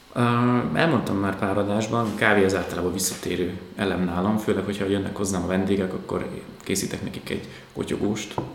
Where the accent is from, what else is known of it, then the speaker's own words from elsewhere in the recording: Tataháza, Bács-Kiskun, Hungary; moved away; Én tataházi vagyok